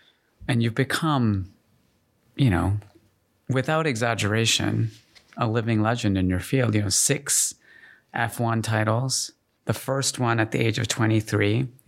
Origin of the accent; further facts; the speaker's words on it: Calgary, Alberta, Canada; I grew up in Calgary.